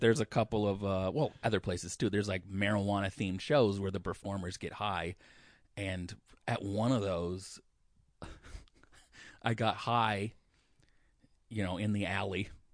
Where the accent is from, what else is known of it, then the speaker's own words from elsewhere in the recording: Olympia, Washington, United States; I said I was from Olympia